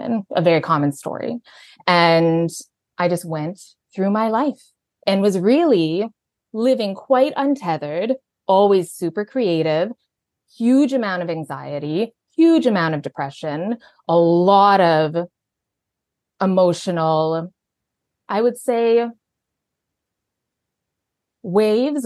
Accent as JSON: {"language": "English", "region": "Alberta", "country": "Canada", "tie": "born or raised there", "also_born_or_lived": "Vancouver", "moved": "as an adult", "said": "I'm from Canada. So I grew up in Alberta."}